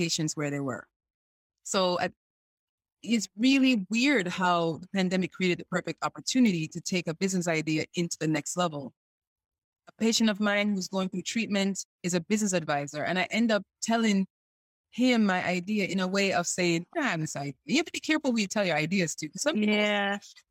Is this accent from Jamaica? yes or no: yes; Jamaica; also born or lived in Chicago; now in North Carolina, United States; I'm a Jamaican who moved to the U.S.